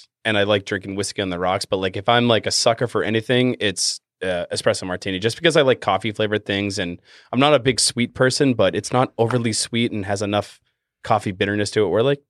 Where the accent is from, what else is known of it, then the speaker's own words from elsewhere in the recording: Boston, Massachusetts, United States; accent: Boston; if my Boston accent comes out